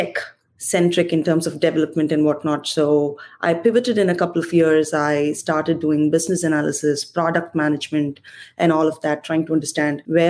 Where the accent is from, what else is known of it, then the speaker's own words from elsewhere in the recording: India; moved away as an adult; So I was born and raised in India, humble beginnings, come from a very small family